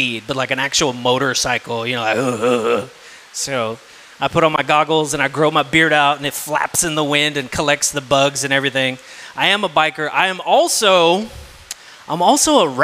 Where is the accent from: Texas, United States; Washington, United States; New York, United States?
Texas, United States; South; I'm from South Texas